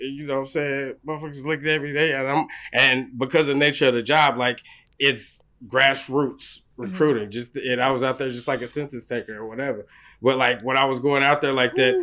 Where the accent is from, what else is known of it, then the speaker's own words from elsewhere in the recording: Oklahoma, United States; moved away; I'm from Oklahoma